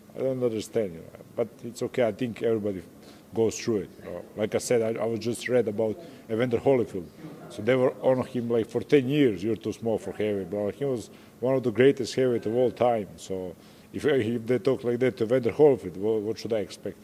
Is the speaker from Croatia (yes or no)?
yes; Croatia; English is a second language; I'm from Croatia, from a small country. I represent Croatia here